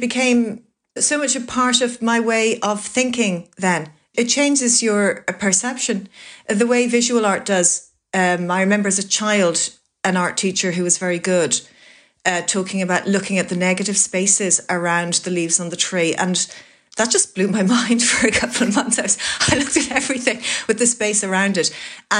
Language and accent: English; Greystones, County Wicklow, Ireland; So in many ways, when people say, where are you from? The answer that I is there to give is Greystones